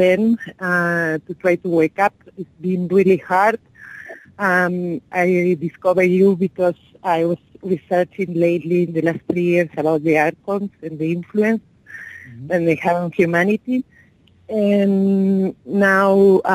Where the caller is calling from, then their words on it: Pacific coast, Mexico; English is a second language; I'm calling from Mexico, from the Pacific Coast.